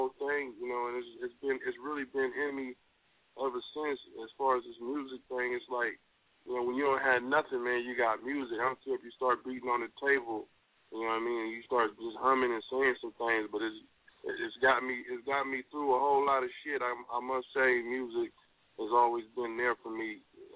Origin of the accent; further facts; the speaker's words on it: Oakland, California, United States; also born or lived in San Francisco; I was born and raised in East Oakland, California